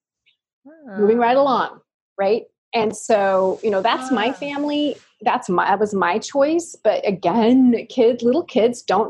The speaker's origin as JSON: {"language": "English", "town": "Ashland", "region": "Oregon", "country": "United States", "tie": "born or raised there"}